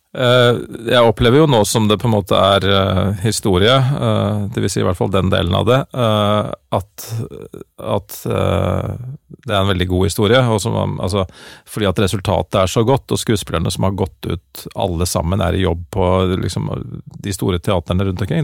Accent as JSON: {"language": "Norwegian", "region": "Oslo", "country": "Norway", "accent": "Oslo-mål", "first_language": "Norwegian and Dutch", "said": "jeg snakker jo og på en måte agerer jo på bokmål, fordi at det er det jeg har Eller på Oslo-mål"}